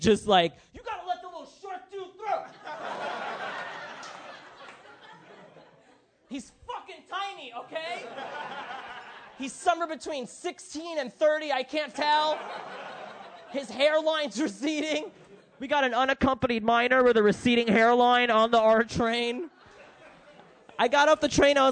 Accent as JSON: {"language": "English", "town": "New York City", "region": "New York", "country": "United States", "tie": "born or raised there", "said": "I'm from Brooklyn. I grew up in Bay Ridge"}